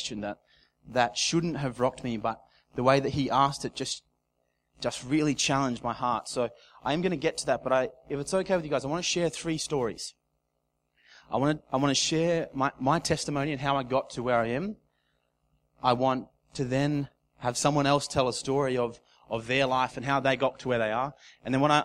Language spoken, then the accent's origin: English; Casino, New South Wales, Australia; moved away as an adult; also born or lived in Gold Coast; my hometown in Casino down south in New South Wales. I left Casino when I was 18 to go to the Gold Coast